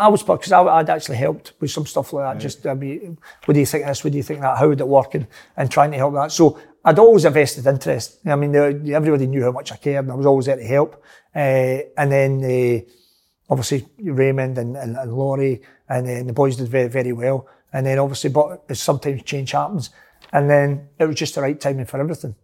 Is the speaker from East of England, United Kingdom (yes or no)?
no; Glasgow, Scotland, United Kingdom; moved away; a wee skinny guy growing up in the Gorbals